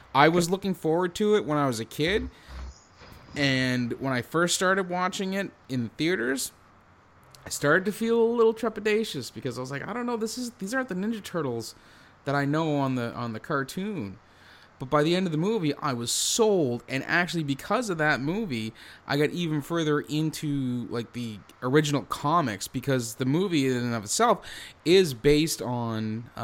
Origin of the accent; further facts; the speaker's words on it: New Jersey, United States; I'm from Jersey.